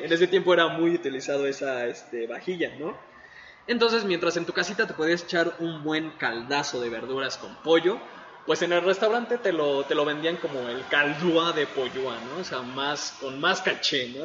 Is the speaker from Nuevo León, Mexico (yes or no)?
no; Mexico City, Mexico; also born or lived in Ecatepec, State of Mexico; crecí en la CDMX y en Ecatepong, que no lleva queso